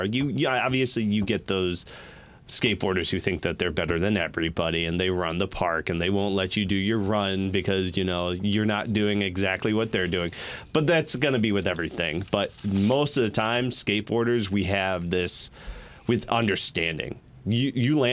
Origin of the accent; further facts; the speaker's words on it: Kalamazoo, Michigan, United States; moved away as an adult; I grew up in Kalamazoo for 29 years of my life